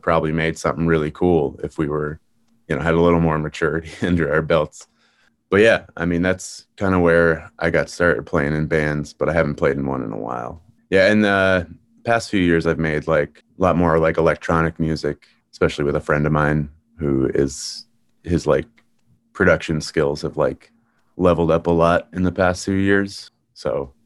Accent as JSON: {"language": "English", "area": "South Shore", "region": "Massachusetts", "country": "United States", "tie": "born or raised there", "also_born_or_lived": "Boston / Allston / Brookline", "lives_now": "Cambridge, United States", "said": "So I grew up on the South Shore, but then I came to Boston for college and I live in Cambridge now."}